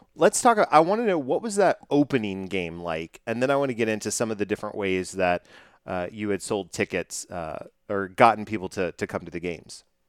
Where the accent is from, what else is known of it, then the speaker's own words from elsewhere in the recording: Dallas, Texas, United States; I'm from Dallas